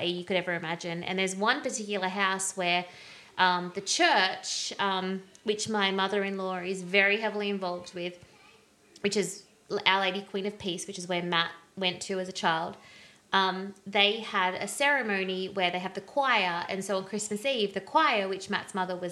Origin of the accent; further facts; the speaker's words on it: Australia; I was just this young 24-year-old chick, blonde Aussie